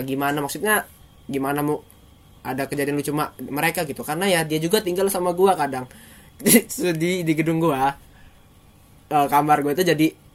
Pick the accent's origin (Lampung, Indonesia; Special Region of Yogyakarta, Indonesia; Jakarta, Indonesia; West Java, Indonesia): Lampung, Indonesia; moved away as an adult; now in Bandung, Indonesia; Gue dari seberang pulau gitu. Itu jauh banget